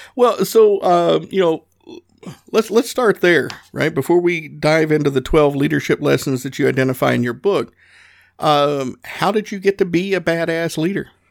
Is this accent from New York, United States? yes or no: no; Northeast Tennessee, United States; I grew up in Northeast Tennessee